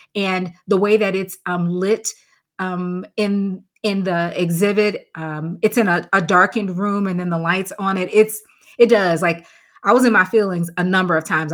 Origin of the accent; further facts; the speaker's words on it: Chicago, Illinois, United States; I'm from Chicago